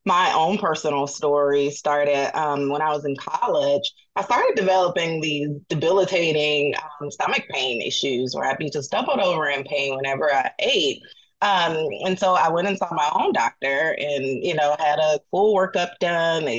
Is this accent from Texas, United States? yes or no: no; Atlanta, Georgia, United States; moved away; I'm from Atlanta originally